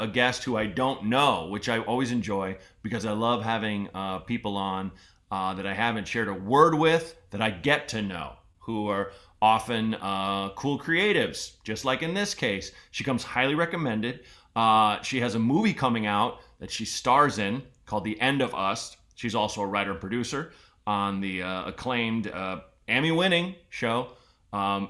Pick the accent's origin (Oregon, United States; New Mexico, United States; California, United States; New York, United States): Oregon, United States; Portland; moved away; I grew up in Portland, Oregon